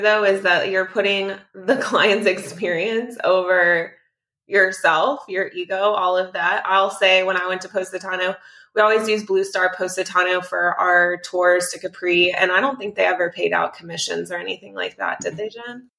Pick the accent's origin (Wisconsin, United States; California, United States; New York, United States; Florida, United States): Florida, United States; South; I'm from Florida and my standard for fish is incredibly high being from South Florida